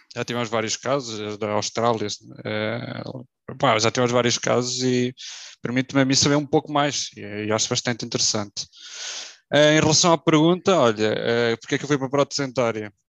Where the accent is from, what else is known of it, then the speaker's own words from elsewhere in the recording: Figueira da Foz, Centro, Portugal; eu sou da Figueira da Foz